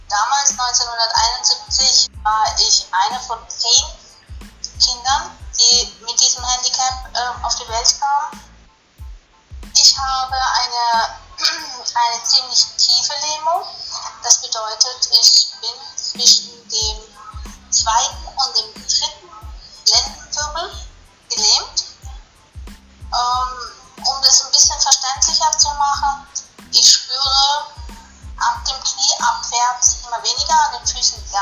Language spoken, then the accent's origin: German; Frauenberg, Germany; ich bin aus Frauenberg.